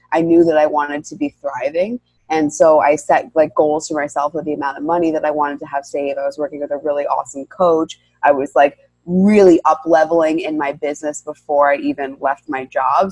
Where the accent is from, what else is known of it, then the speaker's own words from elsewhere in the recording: New York, United States; I'm born and raised in New York